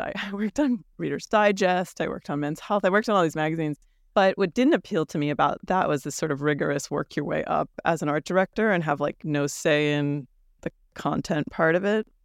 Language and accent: English; New York, United States; growing up in New York